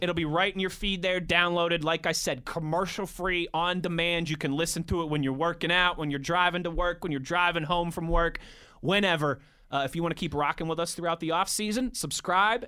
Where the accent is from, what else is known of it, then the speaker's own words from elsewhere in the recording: Pittsburgh, Pennsylvania, United States; also born or lived in Ohio / Philadelphia; I'm from here. I was born and raised in Pittsburgh